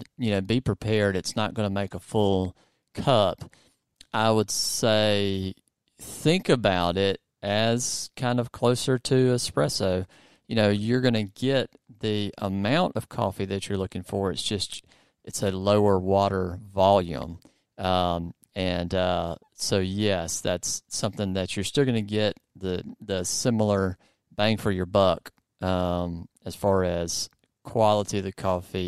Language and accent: English; the South, United States; accent: southern; my southern accent